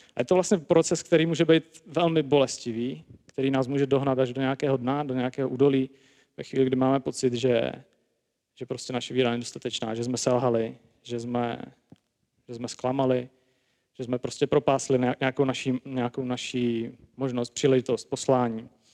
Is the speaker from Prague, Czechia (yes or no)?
yes; Prague, Czechia; jsem teda sám z Prahy